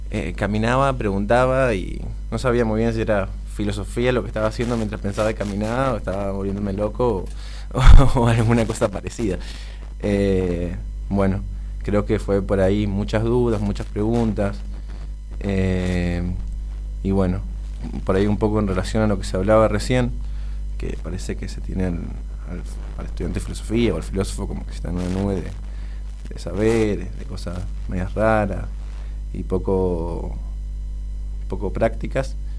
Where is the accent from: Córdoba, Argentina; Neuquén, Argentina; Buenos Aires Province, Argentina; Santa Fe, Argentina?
Neuquén, Argentina; yo soy de Neuquén